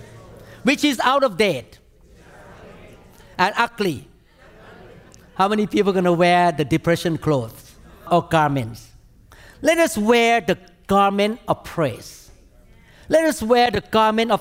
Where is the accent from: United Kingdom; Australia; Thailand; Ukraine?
Thailand; now in United States; I grew up in Thailand